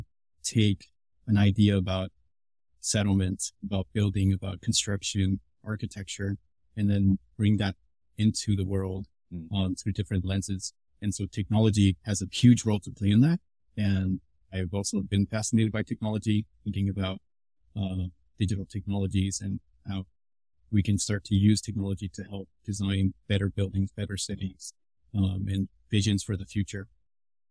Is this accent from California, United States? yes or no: yes; Los Angeles, California, United States; I was born and raised in Los Angeles